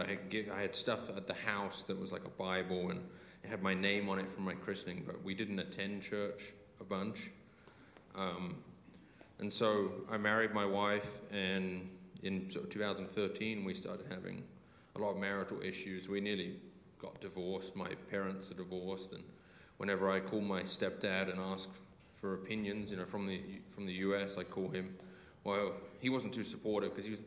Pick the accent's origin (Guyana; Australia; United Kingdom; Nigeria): United Kingdom; Alton, South East England; moved away as an adult; now in Utah, United States; I'm actually born and raised in Alton for 18 years. But 18 years ago, I left Alton and I went to ski in Utah, Colorado, sorry, Utah, USA